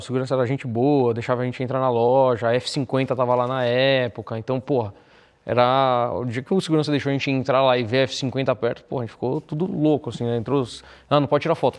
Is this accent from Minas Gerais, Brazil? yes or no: no; São Paulo, Brazil; a minha família família de classe média baixa da Zona Leste, então nasci no Tatuapé